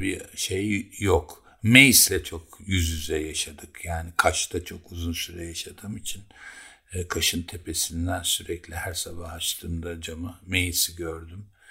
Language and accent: Turkish; Keban, Elazığ Province, Turkey; now in Bozcaada, Turkey; Bizim çocukluğumuz Keban Barajı'nda geçti.